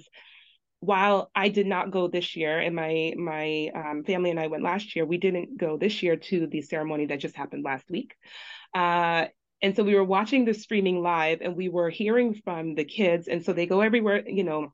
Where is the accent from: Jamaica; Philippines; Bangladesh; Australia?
Jamaica; also born or lived in Brooklyn, New York, United States; now in Long Island, New York, United States; we grew up in Jamaica at very humble beginnings